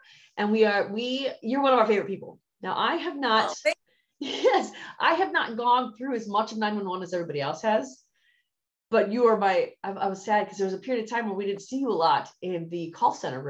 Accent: Wisconsin, United States; I'm from Wisconsin. I don't have the dry heat, but I had the bitter cold.

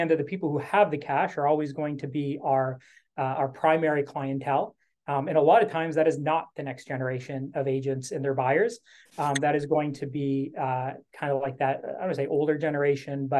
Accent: Canada; I'm Canadian

